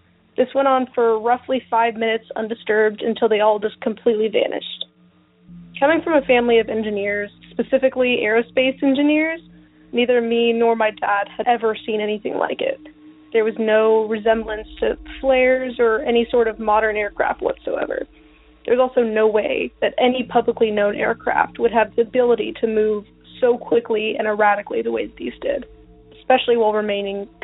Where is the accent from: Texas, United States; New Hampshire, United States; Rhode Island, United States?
Texas, United States; I'm from Texas.